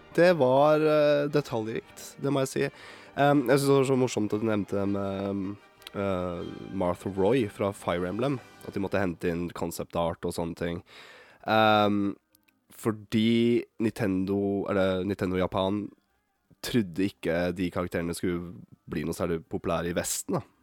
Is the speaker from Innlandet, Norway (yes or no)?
no; Bodø, Nordland, Norway; accent: northern Norwegian; moved away; jeg er født opp i Bodø. Så jeg kan prøve å slå om uh, eh, dialekta mi